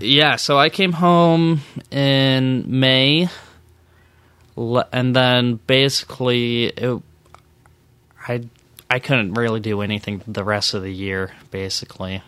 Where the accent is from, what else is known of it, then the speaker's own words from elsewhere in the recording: a suburb of Dallas, Texas, United States; moved away as an adult; also born or lived in Kennewick, Washington / Provo, Utah; now in Las Vegas, United States; I grew up in a suburb of, of Dallas, Texas